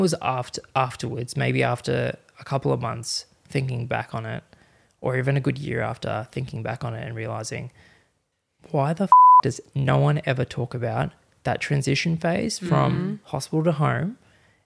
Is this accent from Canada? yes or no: no; Australia; Parents grew up in Fiji, so Fiji Indian, I suppose. It's like me saying I'm Australian Indian